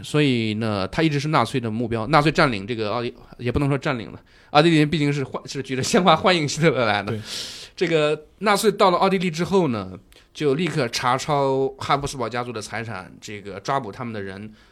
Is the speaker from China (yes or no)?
yes; China; 当然我们中国人去跟他们见面会有一种非常违和、非常奇怪的感觉